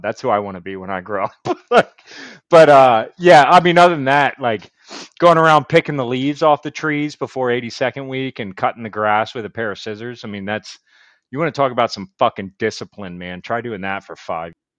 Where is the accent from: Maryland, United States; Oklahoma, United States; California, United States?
Maryland, United States; Baltimore; also born or lived in Fayetteville; I'm from Baltimore